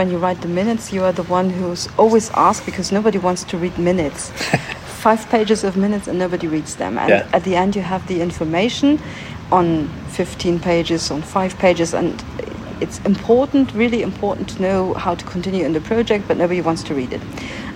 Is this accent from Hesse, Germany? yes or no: no; Göttingen, Lower Saxony, Germany; English is a second language; I'm from Germany. I'm from Göttingen